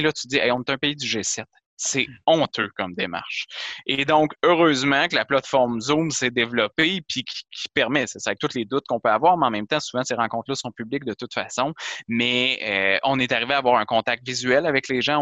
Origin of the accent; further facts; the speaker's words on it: Quebec, Canada; je suis québécois